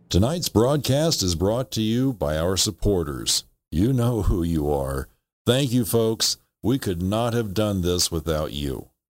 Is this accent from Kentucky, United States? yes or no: yes; Kentucky, United States; moved away; I grew up in Kentucky